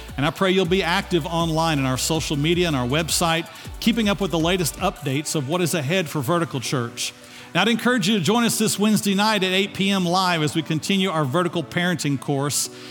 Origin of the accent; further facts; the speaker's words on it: United States; we, as American citizens, have a right